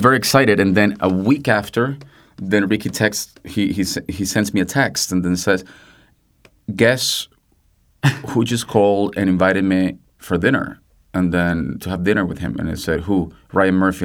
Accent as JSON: {"language": "English", "country": "Venezuela", "moved": "yes", "said": "I'm Venezuelan, I'm Latin American"}